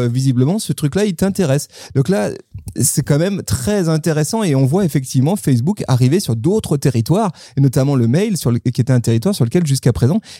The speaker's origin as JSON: {"language": "French", "country": "France"}